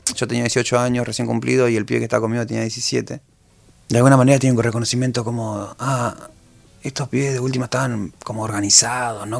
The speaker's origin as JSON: {"language": "Spanish", "town": "José León Suárez", "region": "Buenos Aires Province", "country": "Argentina", "said": "¿De dónde sos? De la Carcoa."}